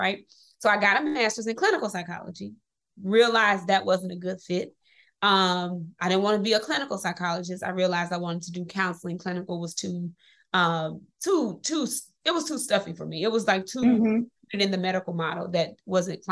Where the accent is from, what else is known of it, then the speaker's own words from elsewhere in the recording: Mississippi, United States; moved away; This is going to be how I get myself out of Mississippi, because I grew up in Mississippi